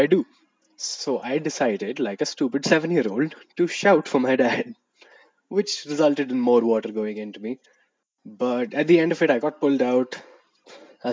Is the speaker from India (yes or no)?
yes; Madurai, Tamil Nadu, India; from my hometown in Madurai